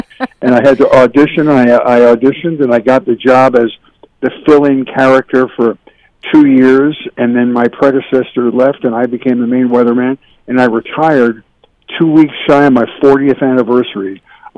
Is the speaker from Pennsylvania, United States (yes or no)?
yes; Philadelphia, Pennsylvania, United States; moved away as an adult; also born or lived in Syracuse, New York / Buffalo, New York; now in California, United States; I grew up in Philadelphia, Pennsylvania, suburban Philadelphia.